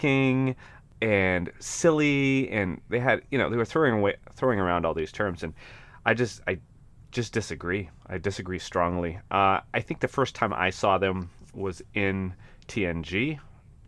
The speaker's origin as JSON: {"language": "English", "region": "northern Maine", "country": "United States", "tie": "born or raised there", "said": "I grew up in northern Maine, though, which is similar to Alaska, but not Alaska."}